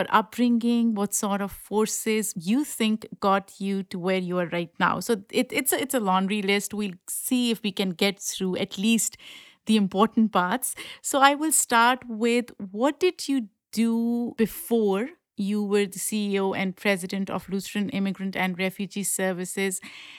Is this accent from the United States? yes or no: no; Pakistan; I grew up in Pakistan, so that's the first thing that comes to my mind.